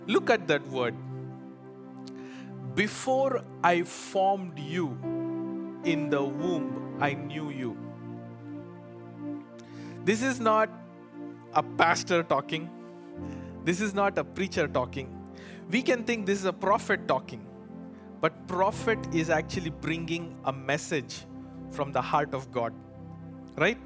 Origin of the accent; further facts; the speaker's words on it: India; English is a second language; moved away; I come from India.